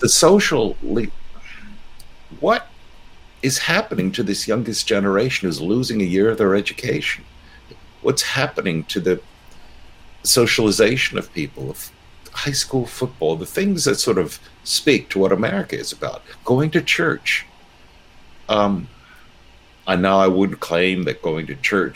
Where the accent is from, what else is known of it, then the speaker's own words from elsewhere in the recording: United States; I'm an American